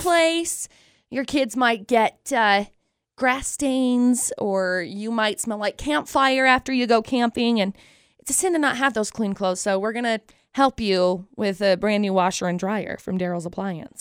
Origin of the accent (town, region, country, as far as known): Utah, United States